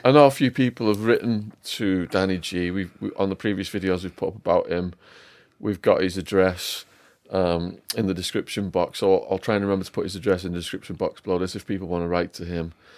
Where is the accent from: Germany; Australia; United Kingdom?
United Kingdom; Widnes, North West England; I'm from Widnes, so they call us wollybacks in Liverpool